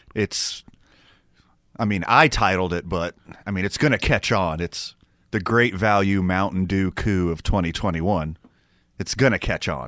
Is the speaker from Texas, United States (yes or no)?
yes; Houston, Texas, United States; moved away; also born or lived in Carlsbad, New Mexico; I'm from the South. I'm from Houston, Texas